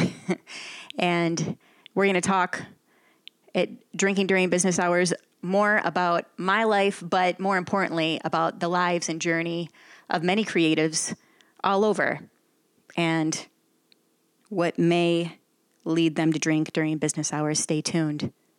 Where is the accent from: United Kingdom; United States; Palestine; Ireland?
United States; Flushing, Michigan; moved away; also born or lived in Flint, Michigan / Miami, Florida; I'm from the small town of Flushing, Flushing, Michigan.